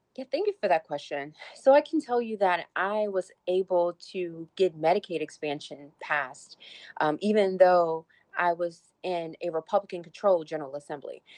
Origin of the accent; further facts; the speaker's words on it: Petersburg, Virginia, United States; my hometown in Petersburg